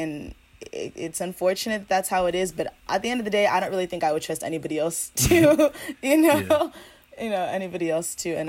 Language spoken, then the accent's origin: English; Ghana; You know, I'm African, I'm Ghanaian, and I've never had, you know, other African friends like this.